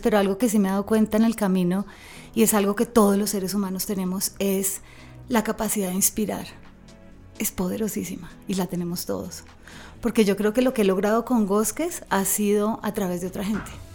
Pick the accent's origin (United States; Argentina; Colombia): Colombia; Bogotá; moved away as an adult; yo me crié en Bogotá